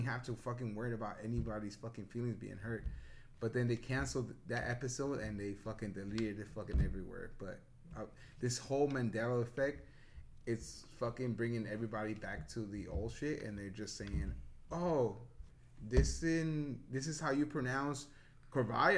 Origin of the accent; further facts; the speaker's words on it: New Jersey, United States; I grew up in Jersey